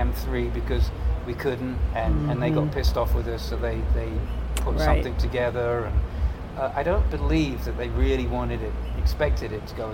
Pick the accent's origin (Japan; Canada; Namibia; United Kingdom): United Kingdom; England; moved away as an adult; now in United States; I still got the accent, of course, but I've been here maybe 10 years more than I ever spent in England